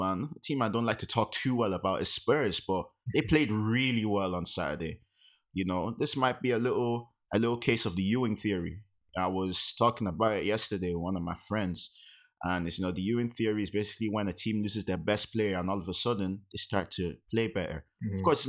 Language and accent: English; Nigeria; as a Nigerian.